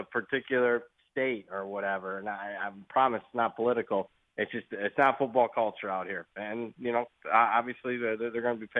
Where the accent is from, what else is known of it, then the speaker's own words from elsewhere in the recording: Ohio, United States; now in California, United States; I'm from Ohio.